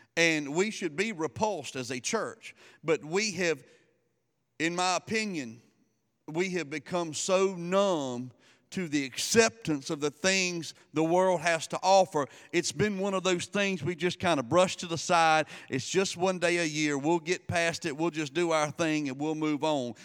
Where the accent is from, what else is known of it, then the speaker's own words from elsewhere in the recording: South Louisiana, United States; we're from South Louisiana